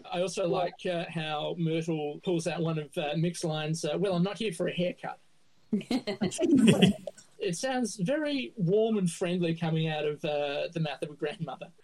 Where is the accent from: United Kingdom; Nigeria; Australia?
Australia; Adelaide, South Australia; Can you tell I'm from Adelaide?